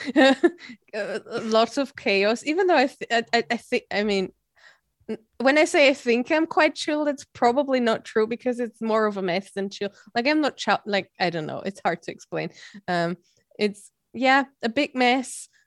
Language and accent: English; Austria; I'm from Austria